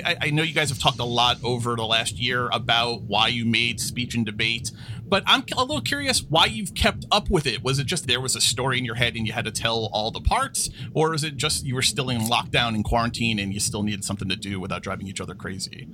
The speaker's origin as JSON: {"language": "English", "region": "New York", "country": "United States", "tie": "born or raised there", "said": "I, I grew up in New York. I'm, I'm a lifelong New Yorker"}